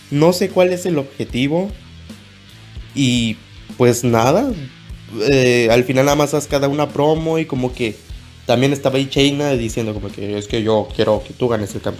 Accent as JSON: {"language": "Spanish", "region": "Nuevo León", "country": "Mexico", "said": "como buen regio que soy, pues mi apoyo va directamente hacia Ángel Garza"}